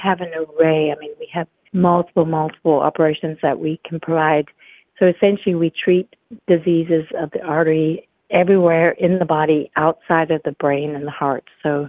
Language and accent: English; Zimbabwe; also born or lived in United States; I was born and raised outside of America, and albeit I was born to American parents, and I have lived all over the world, all the continents but Antarctica. I developed an interest in medicine as a child growing up on a farm in Zimbabwe.